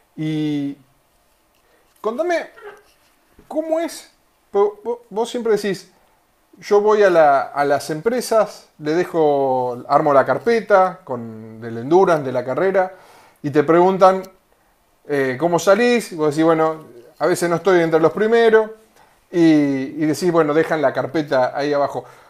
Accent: Pinamar, Buenos Aires Province, Argentina; nosotros somos de, de Pinamar

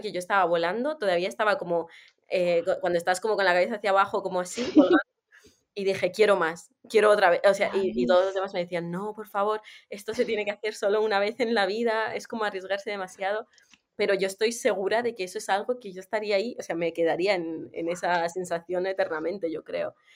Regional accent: Armenia; moved away; yo soy de Armenia

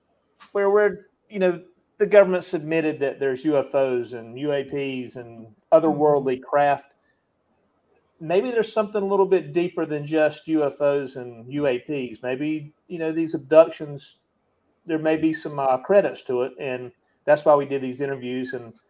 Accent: Eastern North Carolina, United States; We have them here in North Carolina. I'm from Eastern North Carolina.

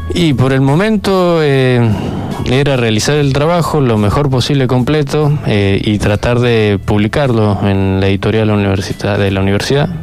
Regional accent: San Luis, Argentina; soy de acá de San Luis

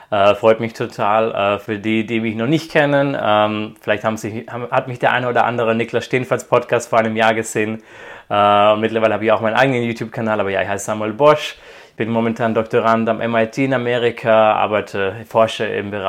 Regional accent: Croatia; also born or lived in Germany; Also ich bin zwar in Deutschland geboren, aber als ich fünf Jahre alt war, sind meine Eltern nach Kroatien ausgewandert, haben dort angefangen für eine deutsche NGO zu arbeiten.

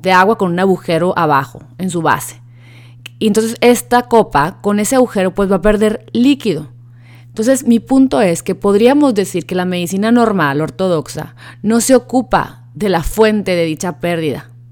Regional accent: Sonora, Mexico; soy sonorense

